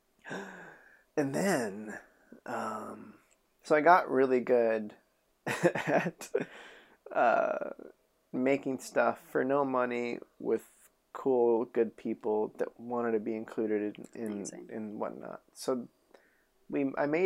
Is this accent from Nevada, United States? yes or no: yes; Reno, Nevada, United States; moved away as an adult; also born or lived in Albuquerque, New Mexico / Chama, New Mexico; now in Los Angeles, United States; So we moved when I was a kid in second grade, and I grew up in Reno